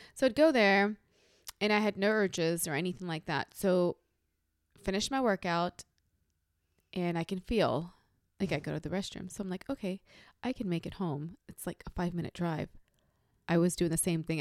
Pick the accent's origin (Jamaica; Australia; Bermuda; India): India; North India; moved away; I'm from North India